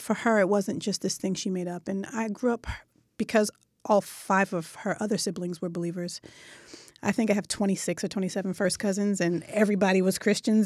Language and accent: English; Philadelphia, Pennsylvania, United States; West Philadelphia